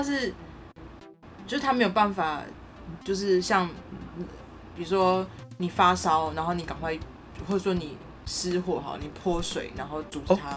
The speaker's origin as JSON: {"language": "Chinese", "region": "Tainan", "country": "Taiwan", "tie": "born or raised there", "moved": "yes", "lives_now": "Taipei, Taiwan", "said": "我是台南人"}